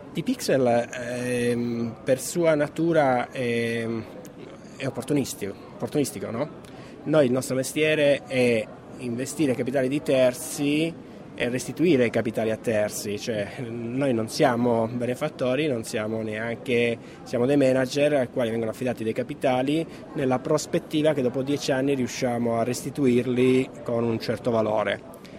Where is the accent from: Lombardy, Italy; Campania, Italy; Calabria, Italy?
Calabria, Italy; io essendo calabrese